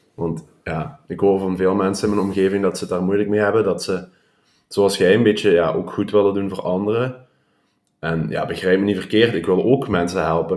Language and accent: Dutch; Hechtel, Flanders, Belgium; ik kom uit Hechtel. Heb ik heel mijn leven gewoond